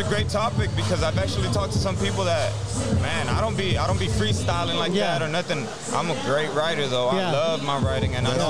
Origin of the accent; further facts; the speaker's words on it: Houston, Texas, United States; also born or lived in Kingwood, Texas; So, I was raised in Southwest Houston.